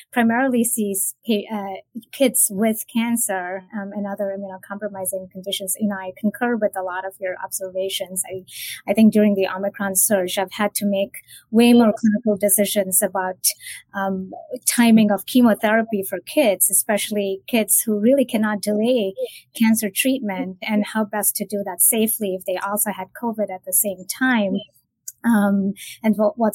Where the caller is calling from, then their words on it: Boston, Massachusetts, United States; I'm calling from Massachusetts. I live and work in Boston